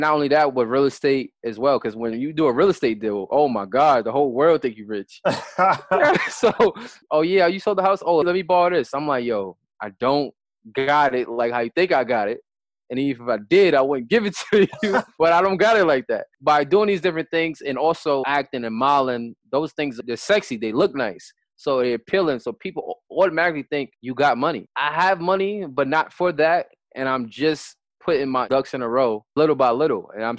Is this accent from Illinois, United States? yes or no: no; New York City, New York, United States; They ruined the game growing up in New York City. The culture is fashion and dressing nice.